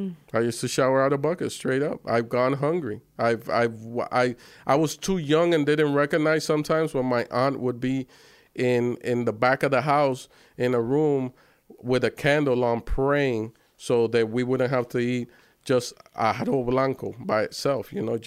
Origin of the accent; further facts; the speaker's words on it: Miami, Florida, United States; So when I grew up in Miami, so when he would come to Miami and they would do like How Can I Be Down or the Source Music Weekend, I would be doing street promos and passing out.